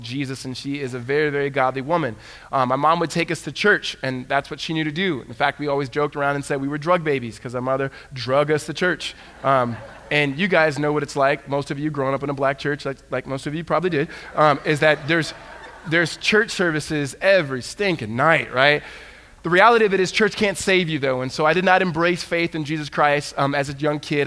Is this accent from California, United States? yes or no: yes; Southern California, United States; I grew up in Southern California